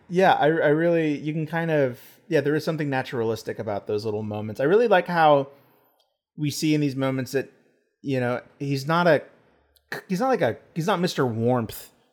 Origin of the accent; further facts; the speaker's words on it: Texas, United States; I'm from Texas.